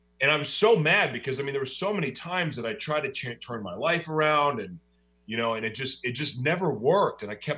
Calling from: Oklahoma City, Oklahoma, United States; I'm hiding away right now in Oklahoma City, Oklahoma.

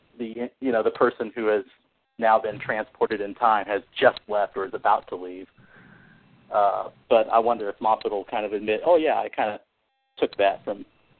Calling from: Terre Haute, Indiana, United States; It's from Terre Haute, Indiana.

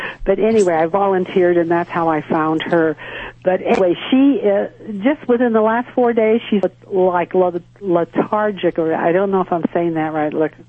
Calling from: South Lake Tahoe, California, United States; I'm calling from South Lake Tahoe, California.

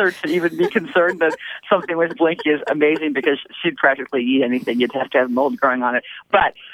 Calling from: Pittsburgh, Pennsylvania, United States; I am calling from Pittsburgh, Pennsylvania.

